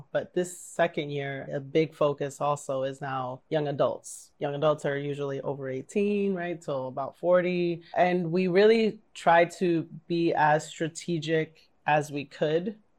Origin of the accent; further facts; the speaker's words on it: New York City, New York, United States; I grew up in St. Bridget's in Bushwick